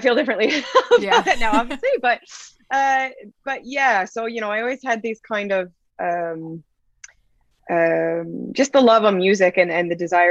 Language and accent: English; Nanaimo, British Columbia, Canada; I'm from Nanaimo